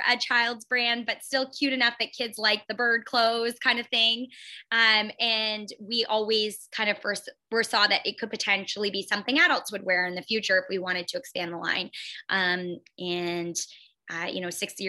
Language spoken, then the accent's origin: English; London, Ontario, Canada; also born or lived in Timmins, Ontario; I'm from London. So we relocated back to my hometown of London